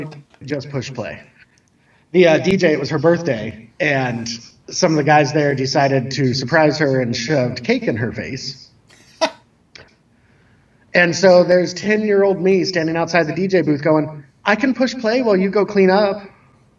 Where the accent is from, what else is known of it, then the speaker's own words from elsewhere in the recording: Southern California, United States; moved away; I grew up in Southern California